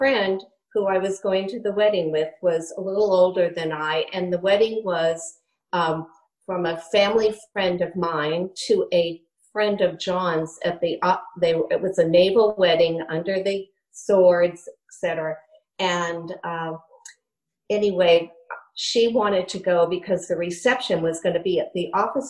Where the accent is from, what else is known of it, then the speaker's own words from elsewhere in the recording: Maine, United States; moved away as an adult; also born or lived in Sparta, New Jersey / Connecticut; I was from Maine